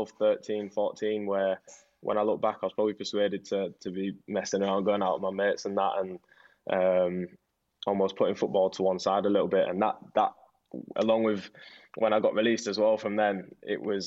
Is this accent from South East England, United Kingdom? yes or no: no; York, Yorkshire and the Humber, United Kingdom; I was born in York.